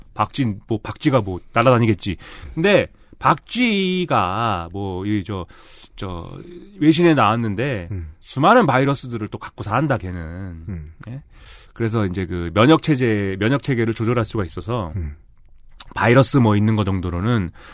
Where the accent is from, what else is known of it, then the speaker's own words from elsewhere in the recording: Suwon, Gyeonggi Province, South Korea; 나 수원 사람인데. 네. 우리 수원 아주대.